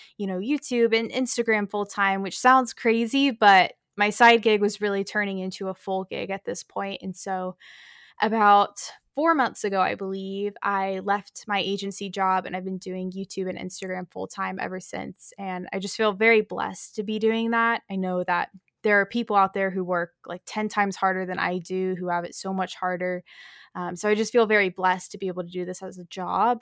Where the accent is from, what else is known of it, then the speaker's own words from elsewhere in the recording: North Texas, United States; moved away as an adult; also born or lived in Chicago, Illinois / New York City; I was born in Chicago, but have pretty much lived here in Texas my whole life